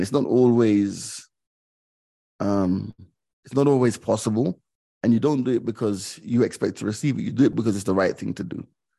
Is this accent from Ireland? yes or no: no; Jamaica; also born or lived in London; And then the second phase of my childhood was growing up in Jamaica, which was a completely different society. It was very, very different from London.